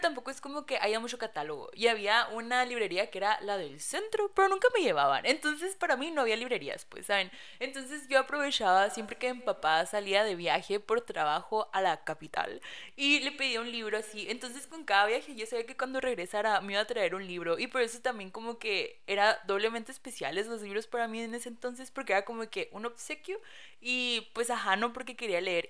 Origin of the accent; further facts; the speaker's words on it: Caborca, Sonora, Mexico; en Caborca, de donde soy